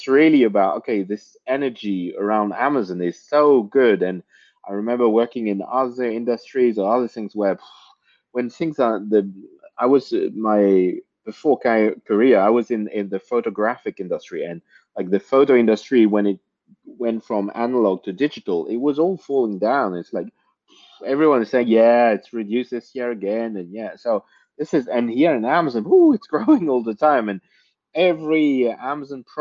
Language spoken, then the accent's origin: English; France; I was born and raised in France